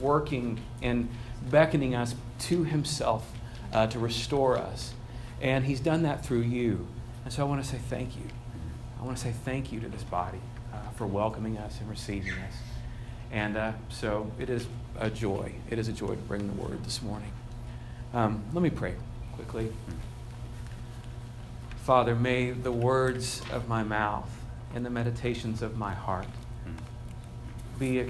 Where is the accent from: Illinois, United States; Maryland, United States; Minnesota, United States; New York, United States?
Illinois, United States; Chicago; I'm from Chicago